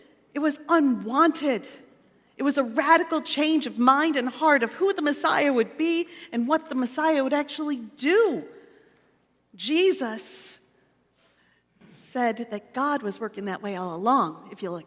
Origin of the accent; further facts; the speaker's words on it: Pendleton, United States; Pendleton is my hometown.